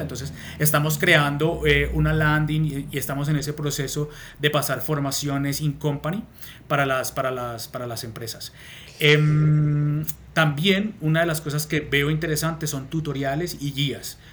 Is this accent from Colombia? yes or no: yes; Colombia; moved away as an adult; now in Madrid, Spain; vivo en Madrid, capital, hace más de 12 años, eh, pero soy colombiano